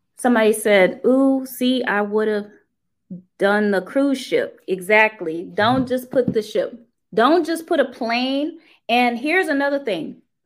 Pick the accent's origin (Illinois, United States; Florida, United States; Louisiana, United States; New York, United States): Louisiana, United States; New Orleans; I grew up in New Orleans